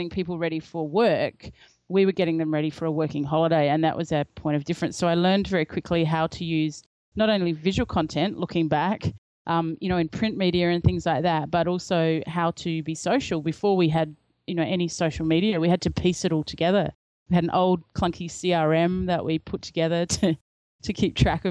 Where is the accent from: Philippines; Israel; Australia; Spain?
Australia; I'm from Australia